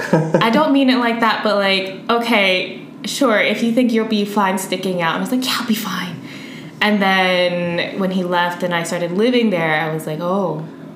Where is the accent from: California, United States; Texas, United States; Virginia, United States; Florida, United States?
Virginia, United States; accent: American; moved away as an adult; now in Madrid, Spain; I am from Virginia in the United States, and I've been in Spain collectively for, I think it's about 4.5 years.